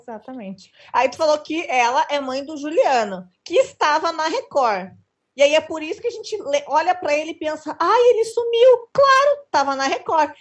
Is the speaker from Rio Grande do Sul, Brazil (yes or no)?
yes; Rio Grande do Sul, Brazil; Eu sou gaúcho, moro no interior do Rio Grande do Sul